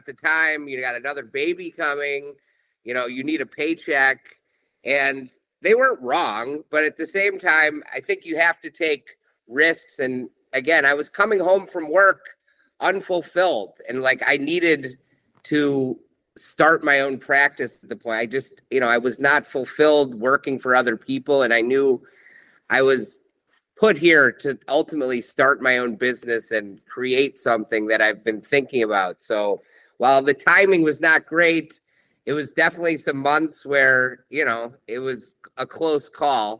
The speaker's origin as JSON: {"language": "English", "town": "Chicago", "region": "Illinois", "country": "United States", "tie": "born or raised there", "said": "growing up in Chicago"}